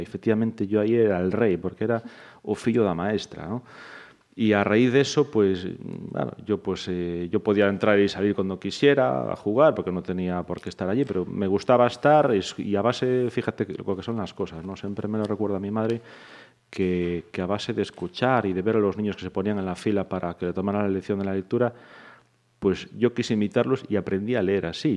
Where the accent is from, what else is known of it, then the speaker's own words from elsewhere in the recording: Santiago de Compostela, Galicia, Spain; moved away as an adult; now in Pontevedra, Spain; yo soy de Santiago de nacimiento, me creé allí, estudié allí